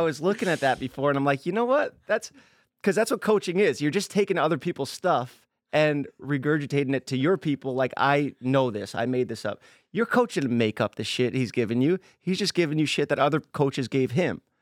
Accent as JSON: {"language": "English", "town": "New York City", "region": "New York", "country": "United States", "tie": "born or raised there", "moved": "yes", "said": "Staten Island, my hometown"}